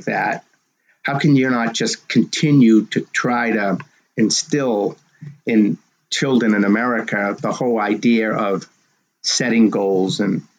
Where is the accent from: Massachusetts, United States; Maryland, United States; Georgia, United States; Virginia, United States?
Massachusetts, United States; Medford; my hometown of Medford, Mass